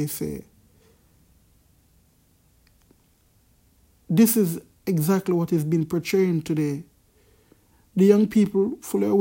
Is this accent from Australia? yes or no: no; Jamaica; I'm from Jamaica